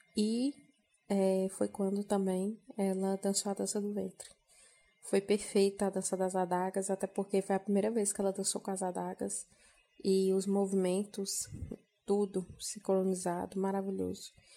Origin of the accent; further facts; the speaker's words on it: Janaúba, Minas Gerais, Brazil; sou de Janaúba, Minas Gerais, norte de Minas Gerais